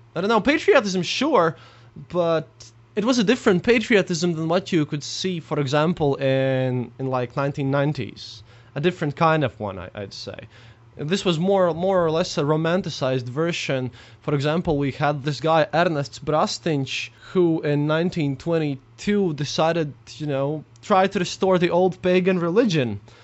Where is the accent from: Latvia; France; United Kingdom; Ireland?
Latvia; Riga; I'm from Riga, Latvia